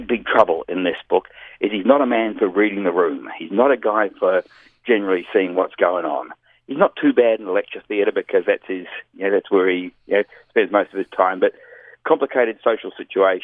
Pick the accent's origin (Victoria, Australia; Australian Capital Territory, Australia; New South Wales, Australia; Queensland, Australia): Victoria, Australia; Melbourne; also born or lived in New Zealand; Melbourne, Australia, which is my hometown.